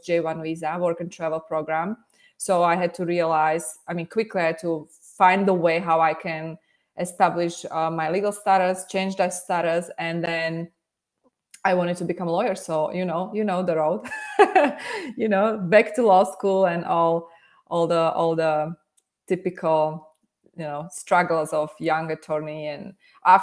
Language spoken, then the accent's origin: English; Slovakia; English is a second language; moved away as an adult; now in United States; originally I was born and raised in Slovakia